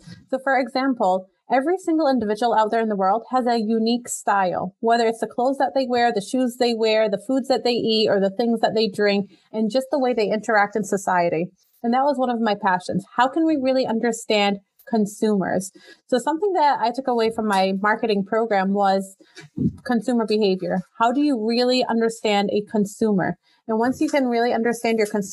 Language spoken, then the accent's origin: English; Massachusetts, United States; I was born and raised in Massachusetts